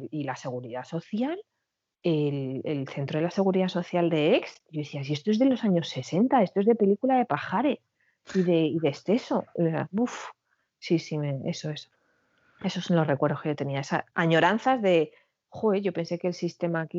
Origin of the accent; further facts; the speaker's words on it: Girona, Catalonia, Spain; necesito poner pie en mi tierra, que llevo mucho tiempo sin, sin ir. Y me lo concedieron. Y lo que hice fue una pequeña